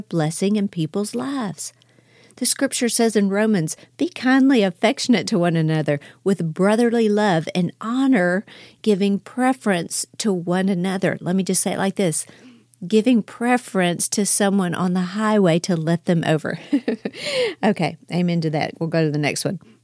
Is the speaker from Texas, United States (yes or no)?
yes; Houston, Texas, United States; now in Dallas, United States; I'm from Houston. I live in Dallas now